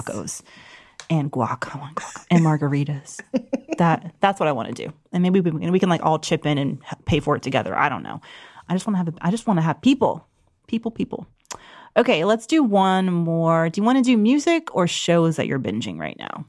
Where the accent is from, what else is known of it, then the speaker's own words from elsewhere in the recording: Georgia, United States; my home state